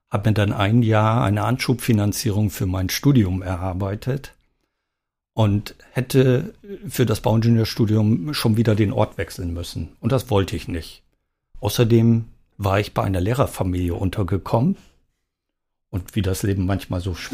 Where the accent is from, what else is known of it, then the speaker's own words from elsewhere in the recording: East Germany, Germany; Ich bin ja äh, in der DDR geboren